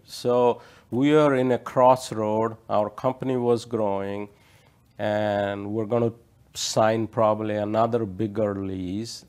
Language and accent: English; India; moved away; I grew up in India